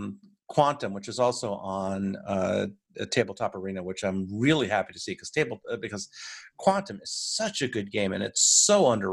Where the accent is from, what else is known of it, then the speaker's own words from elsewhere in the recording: United States; also born or lived in Washington, D.C. area; I'm your American host